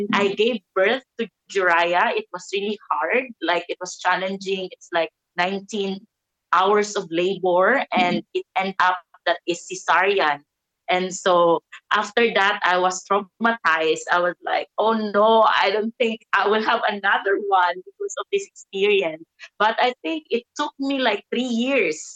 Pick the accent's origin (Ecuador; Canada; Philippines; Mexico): Philippines; Davao City, Davao Region; I'm from the Philippines in Davao City.